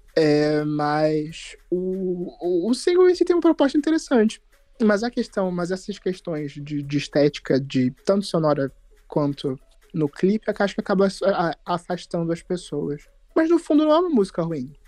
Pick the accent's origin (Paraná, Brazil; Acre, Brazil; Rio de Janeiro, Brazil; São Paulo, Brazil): Rio de Janeiro, Brazil; eu sou do Meyer